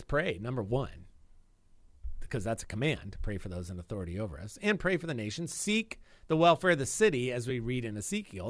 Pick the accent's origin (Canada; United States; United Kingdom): United States; I'm always grateful to be an American